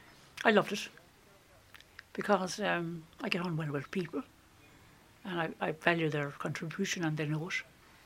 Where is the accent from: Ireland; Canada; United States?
Ireland; Toomevara; I'm from Tumivara.